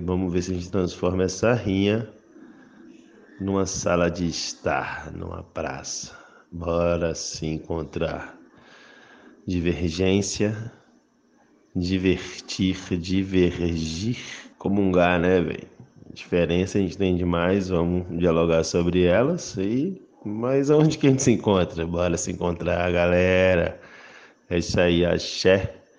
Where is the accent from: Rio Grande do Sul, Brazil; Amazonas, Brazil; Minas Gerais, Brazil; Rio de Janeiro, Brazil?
Minas Gerais, Brazil; Eu sendo mineiro, sendo bom mineiro do interior